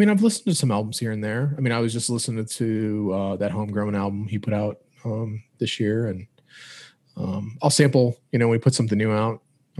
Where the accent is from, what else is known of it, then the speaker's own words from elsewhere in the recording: Cleveland, Ohio, United States; growing up on Cleveland radio